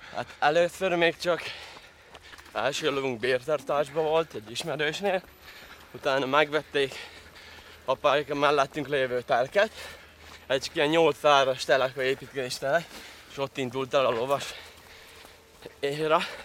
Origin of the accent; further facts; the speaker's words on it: Tallós, Trnava Region, Slovakia; Tallóson születtem, hát jó, jó rész magyar lakta település ez, hogyha még mi megmaradtunk magyarok